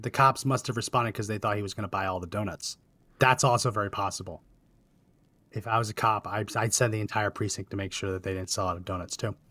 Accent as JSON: {"language": "English", "region": "New Jersey", "country": "United States", "tie": "born or raised there", "moved": "as an adult", "said": "I grew up in New Jersey"}